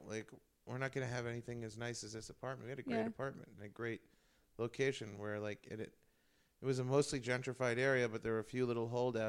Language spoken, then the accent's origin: English; New York City, New York, United States; moved away as an adult; I'm from New York. I lived there my whole life. I was really getting fed up. I felt stuck in New York.